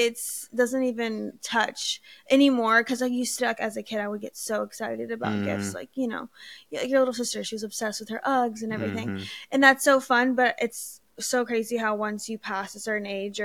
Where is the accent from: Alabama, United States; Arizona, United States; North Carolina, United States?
Alabama, United States; now in California, United States; I'm from Alabama, which is all the way across the country. So coming to California from Alabama is not just a hop and a skip